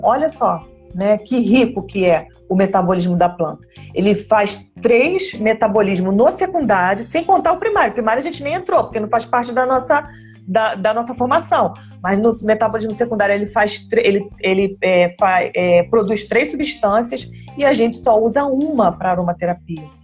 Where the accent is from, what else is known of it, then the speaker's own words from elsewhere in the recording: Brazil; nós somos brasileiros